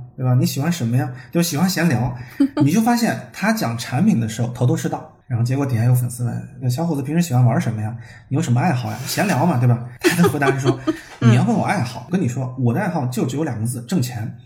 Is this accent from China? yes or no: yes; China; 我们中国人